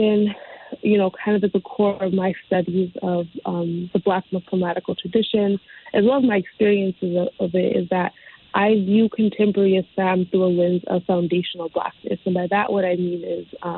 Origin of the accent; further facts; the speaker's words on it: Connecticut, United States; So I was born and raised in Connecticut. I've always lived like kind of around the Hartford county area